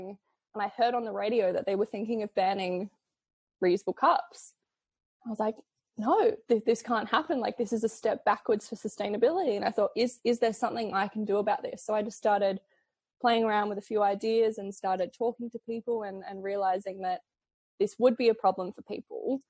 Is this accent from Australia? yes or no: yes; Adelaide, South Australia, Australia; I'm from Adelaide